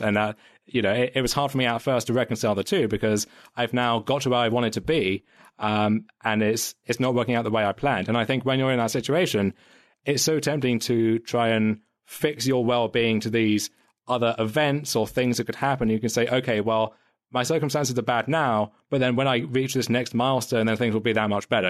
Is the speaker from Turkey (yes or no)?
no; United Kingdom; for as much as I kind of joke about like the British accent and everything, I, I don't really identify as British